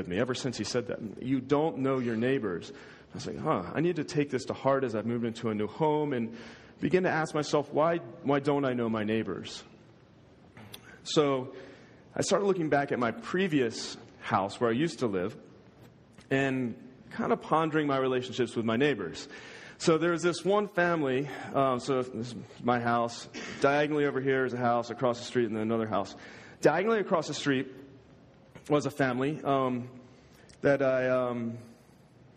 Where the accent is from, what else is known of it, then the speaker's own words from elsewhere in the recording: United States; I'm American